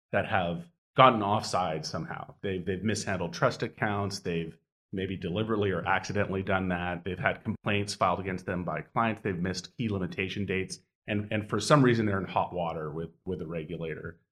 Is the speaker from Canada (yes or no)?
yes; Edmonton, Alberta, Canada; I grew up in Edmonton, Alberta, which is a very cold and very snowy place in Canada